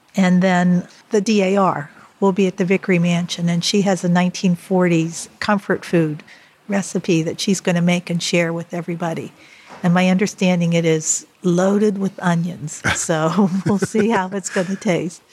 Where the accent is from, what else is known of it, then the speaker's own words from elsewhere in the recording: Ohioville, Pennsylvania, United States; I grew up in Ohioville.